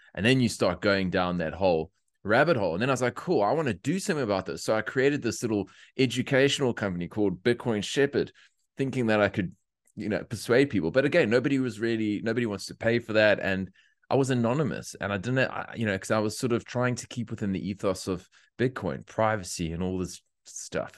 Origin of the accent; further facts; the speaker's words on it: South Africa; moved away as an adult; now in Australia; I'm a South African, came here, uh, it's almost five and a half years now